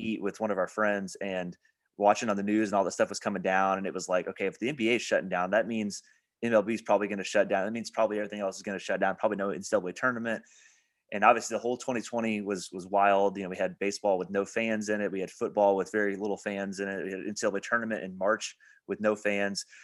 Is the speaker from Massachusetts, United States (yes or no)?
no; Evansville, Indiana, United States; my hometown at Evansville